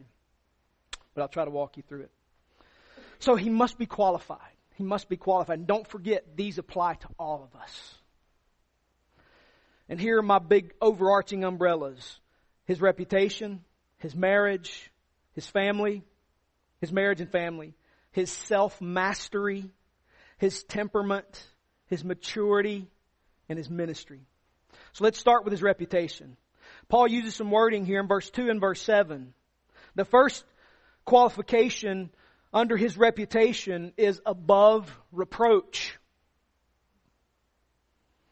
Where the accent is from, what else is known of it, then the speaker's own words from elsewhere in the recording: the South, United States; All of us growing up in the South